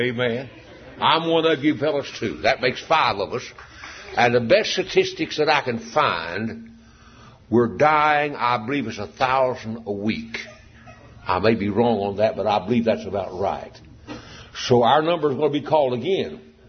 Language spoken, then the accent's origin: English; United States; I thank God I'm an American.